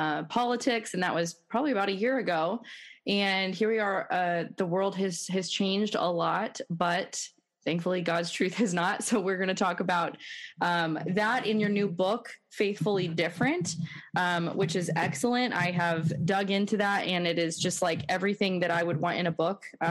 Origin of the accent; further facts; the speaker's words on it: United States; I grew up believing that as an American, I was, you know, I lived in a Christian nation